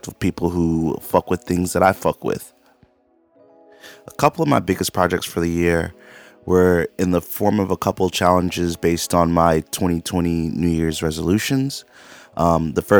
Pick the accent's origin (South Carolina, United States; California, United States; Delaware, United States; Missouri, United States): South Carolina, United States; Charleston; I'm a creative from Charleston, South Carolina